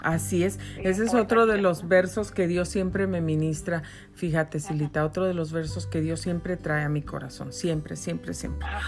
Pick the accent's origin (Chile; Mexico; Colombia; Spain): Mexico; now in United States; yo soy yo nací en México, yo soy mexicana, soy ciudadana americana naturalizada, pero yo nací en México